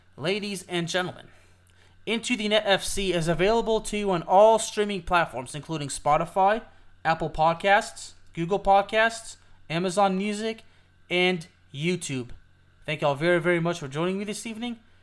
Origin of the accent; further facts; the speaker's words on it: Lyon, Auvergne-Rhône-Alpes, France; I'm French. I'm from Lyon, France